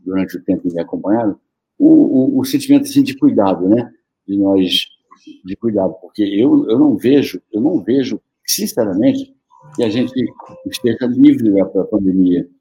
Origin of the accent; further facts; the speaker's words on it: Amazonas, Brazil; moved away; also born or lived in Rio de Janeiro; tinha a ver com, com a minha terra